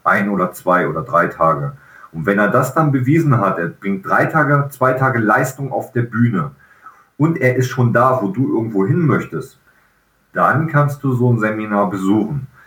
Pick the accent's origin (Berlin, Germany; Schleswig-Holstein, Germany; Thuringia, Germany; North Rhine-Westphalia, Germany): North Rhine-Westphalia, Germany; Velbert; moved away; in Felbert sein kann, wo meine Eltern damals gelebt, gelebt haben, wo ich groß geworden bin in meiner Kindheit